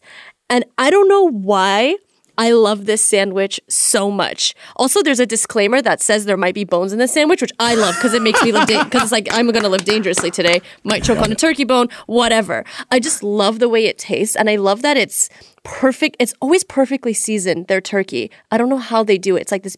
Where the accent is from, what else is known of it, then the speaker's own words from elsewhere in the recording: Beverly Hills, California, United States; I grew up in Beverly Hills / Century City